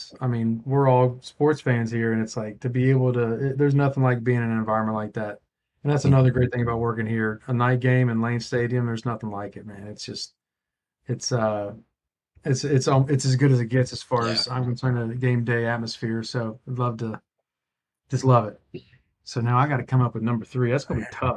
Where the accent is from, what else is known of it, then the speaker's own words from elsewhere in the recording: West Virginia, United States; moved away; I am from West Virginia